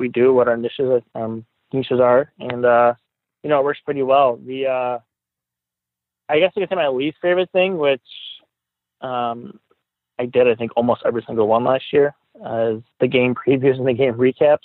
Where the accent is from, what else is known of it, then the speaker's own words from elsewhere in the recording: Buffalo, New York, United States; also born or lived in Tonawanda, New York; I grew up in Riverside